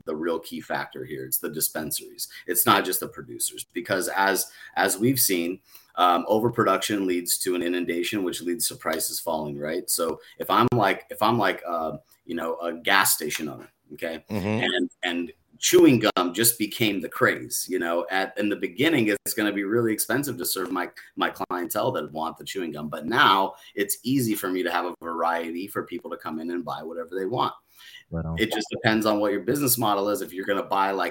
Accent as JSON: {"language": "English", "town": "Denver", "region": "Colorado", "country": "United States", "tie": "born or raised there", "moved": "yes", "said": "I definitely uprooted from Denver"}